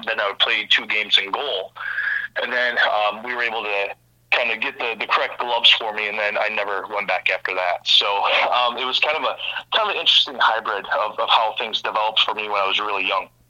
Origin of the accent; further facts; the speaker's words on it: Vicksburg, Michigan, United States; I'm from the Kalamazoo area, a really small town actually called Vicksburg.